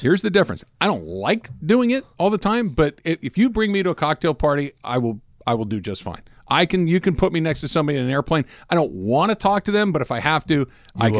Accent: Claremont or Arcadia, Southern California, United States; If you grow up in Claremont or Arcadia, like I did

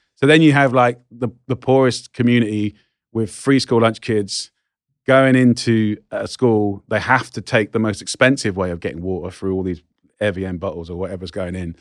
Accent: England, United Kingdom

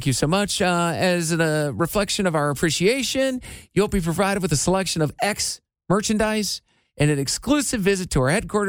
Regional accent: Midwest, United States; I'm from the Midwest.

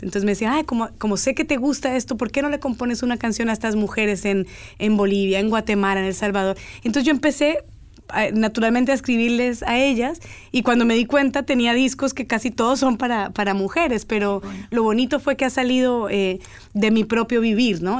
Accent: Cali, Valle del Cauca, Colombia; moved away; also born or lived in Girardot, Colombia / United States; Viví un año de mi vida en Girardot, crecí en Cali

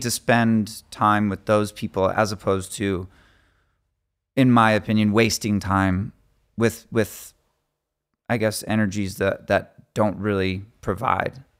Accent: Phoenix, Arizona, United States; we're from Phoenix, Arizona

